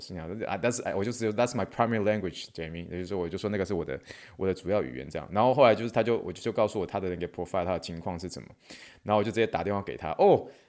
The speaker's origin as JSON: {"language": "Chinese", "town": "Luzhou", "region": "New Taipei", "country": "Taiwan", "moved": "yes", "lives_now": "Texas, United States", "said": "我我讲你都位人啦，我我讲我芦洲啦，我我德州到芦洲，意思就是说我从德州，我从芦洲搬到德州，我为我为芦洲搬到德州啊。"}